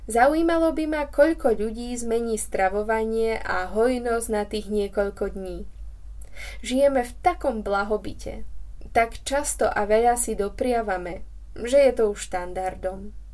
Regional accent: Slovakia; A ak ma pamäť neklame, tak som si privodila ako správna Slovenka žlčníkový záchvat už v detstve.

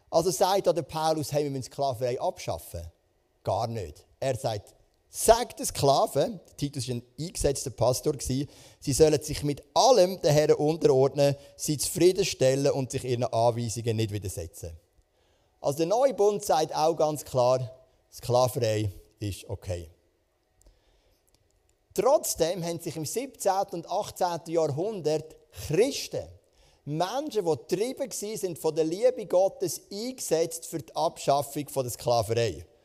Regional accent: Switzerland; Das ist ja auch eine Art so ein König bei uns in der Schweiz, oder?

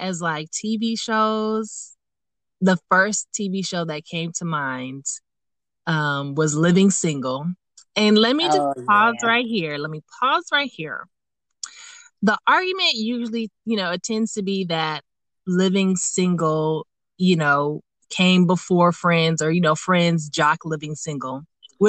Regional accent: Los Angeles, California, United States; LA. They representing, you know, where I'm from

